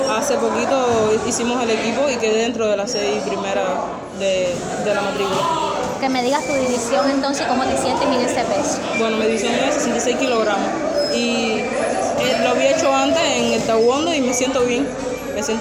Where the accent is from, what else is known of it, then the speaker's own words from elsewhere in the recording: Guantánamo, Cuba; De Guantánamo.